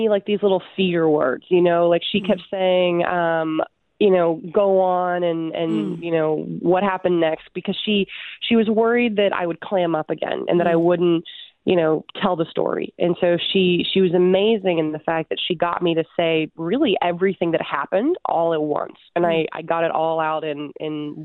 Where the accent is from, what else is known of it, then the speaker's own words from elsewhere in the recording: Huntsville, Alabama, United States; My hometown is Huntsville, Alabama